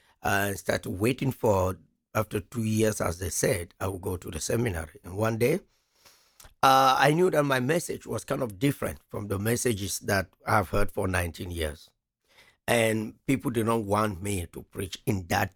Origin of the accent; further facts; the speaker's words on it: Cameroon; first language French; English is a second language; moved away as an adult; I'm from Africa, and precisely the country is called Cameroon.